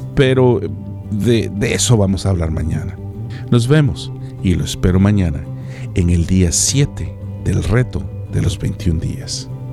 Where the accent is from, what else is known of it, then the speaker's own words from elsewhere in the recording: El Salvador; moved away as an adult; also born or lived in Mexico; en mi natal El Salvador